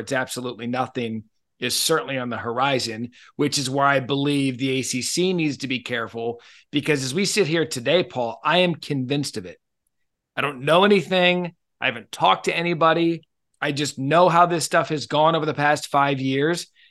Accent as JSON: {"language": "English", "region": "Arizona", "country": "United States", "tie": "born or raised there", "said": "I grew up in Arizona."}